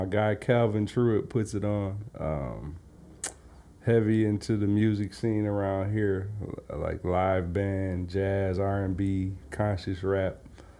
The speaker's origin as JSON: {"language": "English", "town": "Detroit", "region": "Michigan", "country": "United States", "tie": "born or raised there", "moved": "as an adult", "lives_now": "Los Angeles, United States", "said": "Growing up in Detroit, Michigan is pretty opposite of that. Obviously, Detroit is always going to be home"}